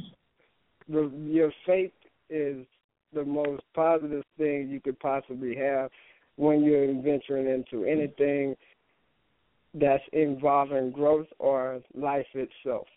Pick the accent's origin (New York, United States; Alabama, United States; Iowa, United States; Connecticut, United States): Alabama, United States; Enterprise; moved away; I grew up in Enterprise, Alabama, so it consisted of everything being small